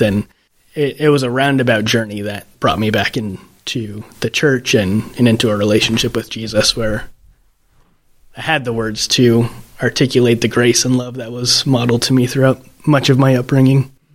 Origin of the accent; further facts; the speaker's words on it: southeast Iowa, United States; now in Archbold, United States; I grew up in a Mennonite church in southeast Iowa, gravel road surrounded by cornfields.